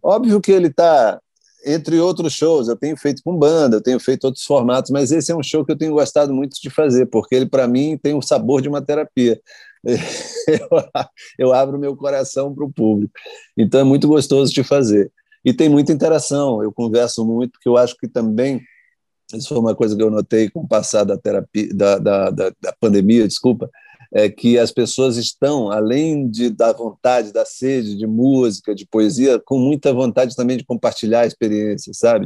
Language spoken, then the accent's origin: Portuguese; Maranhão, Brazil; eu sou do Maranhão